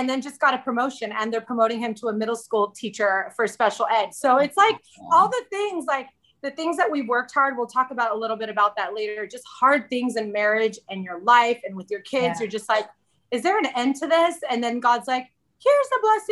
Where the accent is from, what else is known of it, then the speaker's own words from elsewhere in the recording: Southern California, United States; moved away as an adult; also born or lived in Central Arizona; now in Arizona, United States; We moved from Southern California, the place where I was born and raised and knew every nook and cranny of my city, to Central Arizona